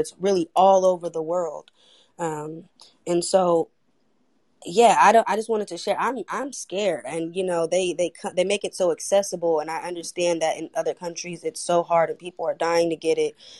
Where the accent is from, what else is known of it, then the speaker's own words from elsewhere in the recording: Oakland, California, United States; I'm from Oakland, California